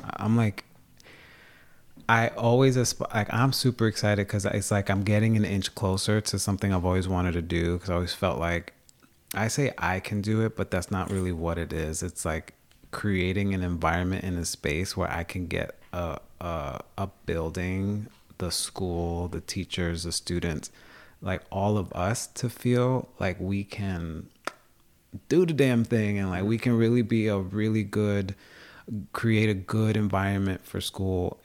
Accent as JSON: {"language": "English", "area": "Long Island", "region": "New York", "country": "United States", "tie": "born or raised there", "also_born_or_lived": "Bronx, New York / North Country, New York", "moved": "as an adult", "lives_now": "Plattsburgh, United States", "said": "I'm an openly gay Latino from the Dominican Republic who was born and raised in New York. down on Long Island, spend a lot of time in the Bronx, and I'm living in the North Country"}